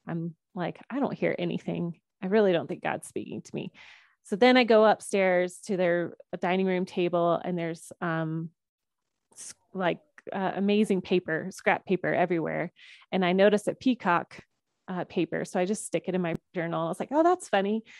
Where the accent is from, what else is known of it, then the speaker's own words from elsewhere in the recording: Georgia, United States; I grew up in Georgia